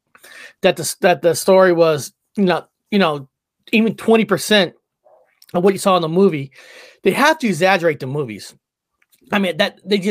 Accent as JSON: {"language": "English", "region": "West Coast", "country": "United States", "tie": "born or raised there", "said": "I'm not from the East Coast. I was born and raised on the West Coast"}